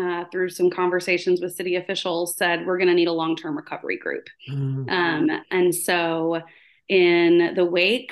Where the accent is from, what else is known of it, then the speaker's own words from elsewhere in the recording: New Orleans, Louisiana, United States; now in Wilson County, Tennessee, United States; I'm from New Orleans, is where I was raised for most of my life.